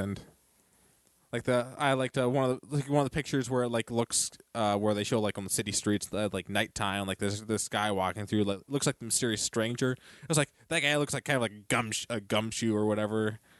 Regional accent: the South, United States; accent: southern; I try, but I'm just working my southern accent.

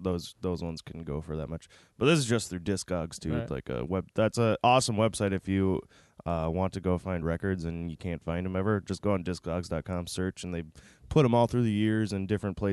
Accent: Minnesota, United States; we're from Minnesota

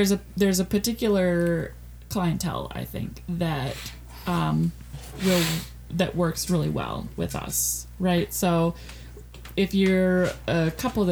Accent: Minnesota, United States; now in Wisconsin, United States; I'm from Minnesota

